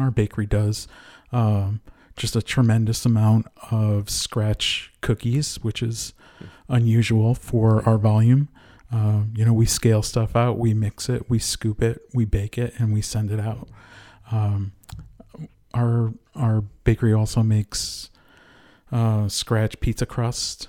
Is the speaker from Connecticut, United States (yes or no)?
yes; Connecticut, United States; moved away; also born or lived in Rhode Island; I was born and raised in Connecticut, went to school in Rhode Island